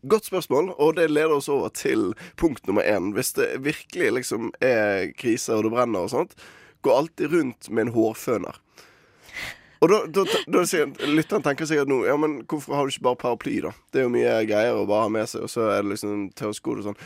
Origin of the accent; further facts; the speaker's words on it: Bergen, Vestland, Norway; mitt ansvar som bergenser